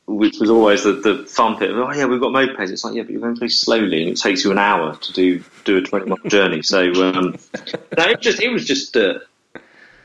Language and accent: English; Essex, East of England, United Kingdom; I was from Essex, and I lived in Essex